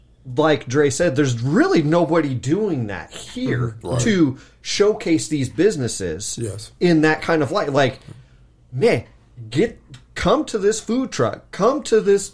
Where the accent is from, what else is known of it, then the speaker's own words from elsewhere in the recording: California, United States; now in Phoenix, United States; We're from California, right?